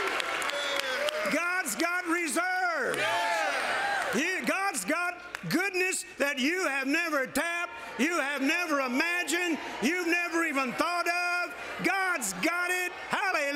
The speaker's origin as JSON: {"language": "English", "region": "Louisiana", "country": "United States", "tie": "born or raised there", "also_born_or_lived": "Mississippi", "moved": "yes", "lives_now": "Texas, United States", "said": "I'm a Southern boy. I was born in Mississippi. I grew up in Louisiana. I've been living in Texas since 1970."}